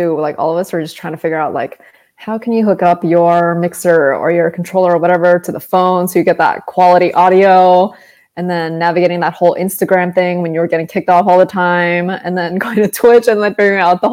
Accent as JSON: {"language": "English", "town": "South San Francisco", "region": "California", "country": "United States", "tie": "born or raised there", "said": "I grew up in South San Francisco"}